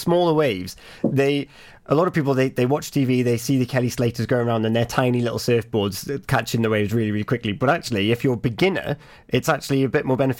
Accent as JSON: {"language": "English", "town": "Broad Haven", "region": "Wales", "country": "United Kingdom", "tie": "born or raised there", "said": "I'm from Broadhaven. I am a self-professed Beach Bum. I grew up in that culture of skate and surf."}